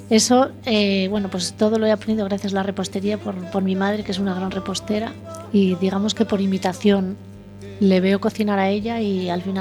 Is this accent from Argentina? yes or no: no; La Rioja, Spain; aprendí a hacerlo aquí, no soy gallega